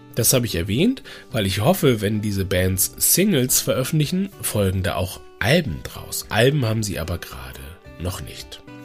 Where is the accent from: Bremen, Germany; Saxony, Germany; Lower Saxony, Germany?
Bremen, Germany; also born or lived in Dresden / Hamburg; Bremen ist im Grunde ja so meine Heimat